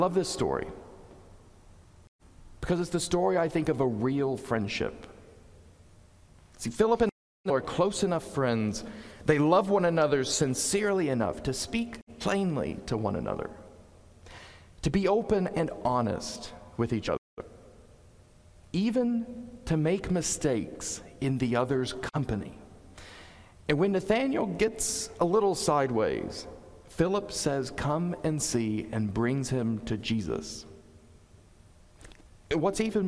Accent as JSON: {"language": "English", "region": "Southeast", "country": "United States", "tie": "born or raised there", "also_born_or_lived": "Connecticut", "moved": "yes", "lives_now": "New Canaan, United States", "said": "Growing up in the Southeast, I was taught a slightly different way to approach disagreements and conflict"}